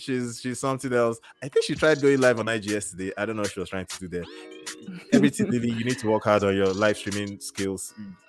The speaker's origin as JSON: {"language": "English", "town": "Calgary", "region": "Alberta", "country": "Canada", "said": "from Calgary, Canada."}